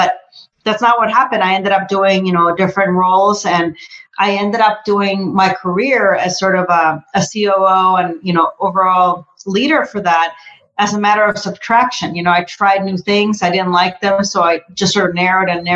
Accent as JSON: {"language": "English", "country": "Costa Rica", "second_language": "English", "moved": "yes", "said": "I'm originally from Costa Rica. So, you know, definitely English is my second language"}